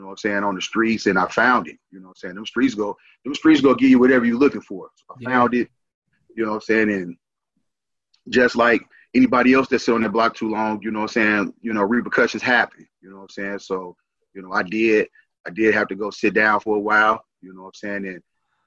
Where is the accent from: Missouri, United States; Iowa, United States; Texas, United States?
Missouri, United States; St. Louis; also born or lived in Hayti, Missouri; now in Arizona, United States; originally I'm from St. Louis